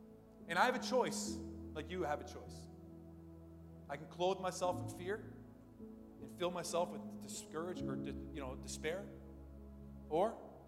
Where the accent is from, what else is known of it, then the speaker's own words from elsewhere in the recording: London, United Kingdom; This is like, I grew up in London. This is like eye-opening for me